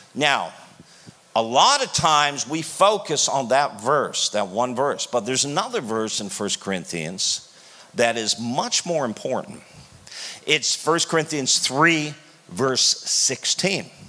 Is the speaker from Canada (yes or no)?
yes; Canada; I'm from Canada